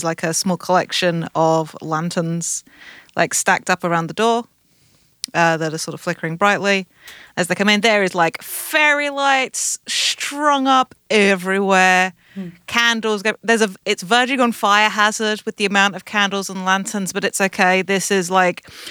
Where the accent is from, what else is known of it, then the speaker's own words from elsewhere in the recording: United Kingdom; I'm British